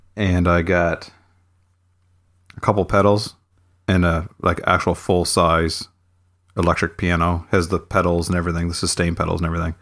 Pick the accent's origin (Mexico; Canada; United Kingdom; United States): Canada; near Halifax, Nova Scotia; moved away as an adult; now in near Halifax, Canada; in my hometown